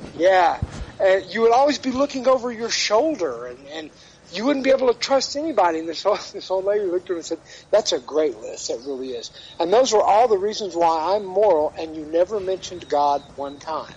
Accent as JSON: {"language": "English", "town": "Dallas", "region": "Texas", "country": "United States", "moved": "yes", "said": "I'm originally from Dallas"}